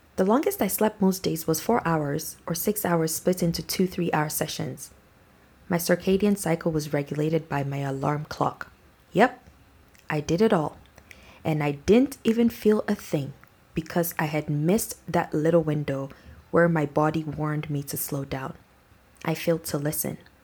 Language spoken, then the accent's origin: English; Nigeria; my background as a Nigerian